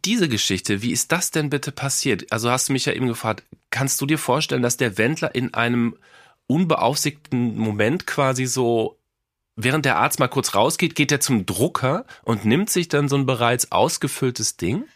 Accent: Cologne, North Rhine-Westphalia, Germany; Ich komme ja aus Köln

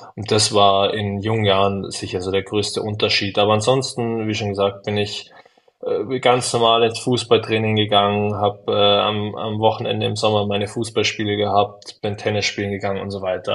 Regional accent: Munich, Bavaria, Germany; als Münchner

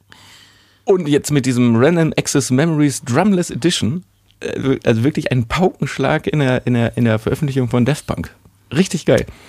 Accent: Germany; bei uns in Deutschland

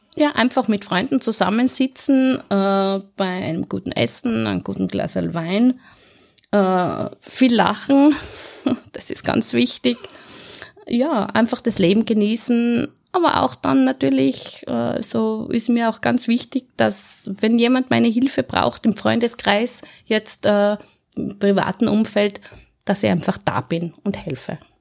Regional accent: Innsbruck, Tyrol, Austria; accent: Tyrolean; moved away as an adult; now in Vienna, Austria; Also ich bin geboren und aufgewachsen in Innsbruck, äh, habe dort 35 Jahre in Innsbruck und in Umgebung gewohnt

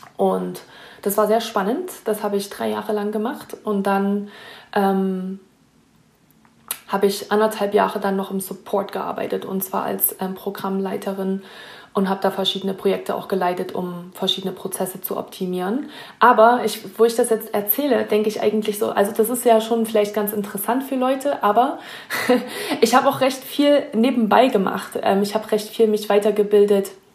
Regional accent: Naumburg, Saxony-Anhalt, Germany; moved away as an adult; now in Lake Tahoe, United States; ich komme auch aus einem kleinen Ort in Deutschland, Naumburg heißt der, ähm, in der Nähe von Leipzig, unten am Zipfel von Sachsen-Anhalt

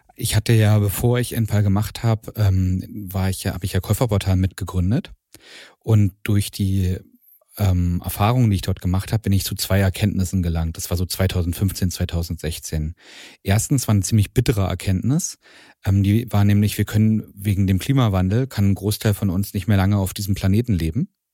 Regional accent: Strausberg, Brandenburg, Germany; ich bin in, in Strausberg aufgewachsen.

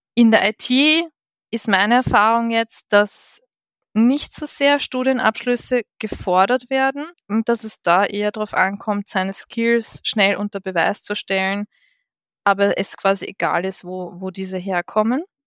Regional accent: Vienna, Austria; ich bin gebürtige Wienerin

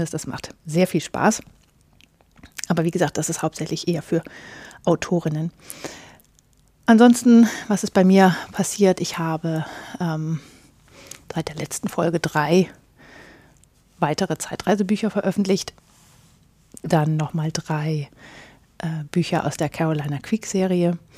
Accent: Northern Germany, Germany; Ja, ich komme aus Norddeutschland.

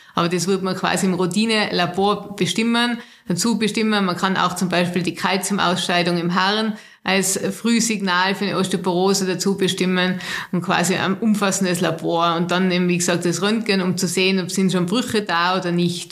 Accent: Austria; bei uns in Österreich

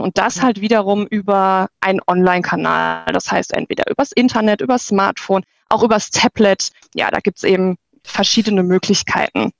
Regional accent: near Walldorf, Baden-Württemberg, Germany; ich komme aus der Nähe von ähm, Waldorf, äh, dem Hauptsitz von der SAP

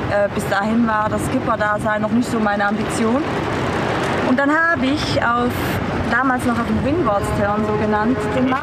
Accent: Switzerland; ich komme aus der Schweiz

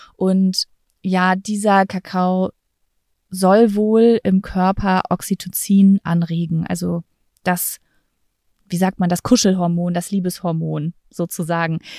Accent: Lübbecke, North Rhine-Westphalia, Germany; moved away; in meiner Heimatstadt Lübbecke

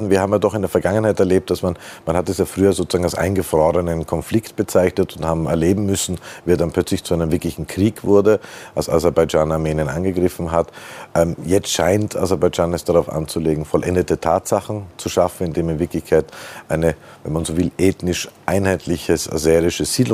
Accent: Austria; Das sind wir äh, Österreicher bei Gott kein Einzelfall.

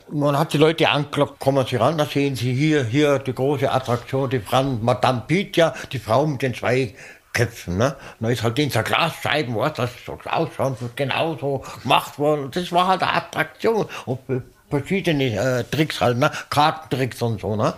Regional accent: Munich, Bavaria, Germany; Ich bin äh, Münchner, bin ein Giesinger, bin ein echter Giesinger, bin in München geboren

